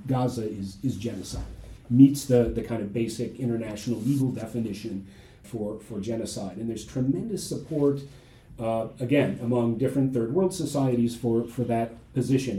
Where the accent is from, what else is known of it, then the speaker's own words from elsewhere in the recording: Ohio, United States; moved away as an adult; also born or lived in Fort Collins, Colorado; now in Houston, United States; I'm originally from Ohio